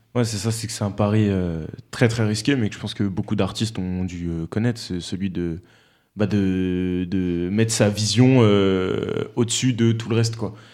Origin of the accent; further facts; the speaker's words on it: Romans-sur-Isère, Auvergne-Rhône-Alpes, France; moi je suis de Romans